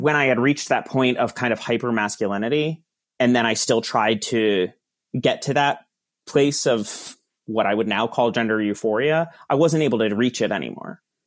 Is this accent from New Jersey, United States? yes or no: yes; Verona, New Jersey, United States; I grew up in Verona, New Jersey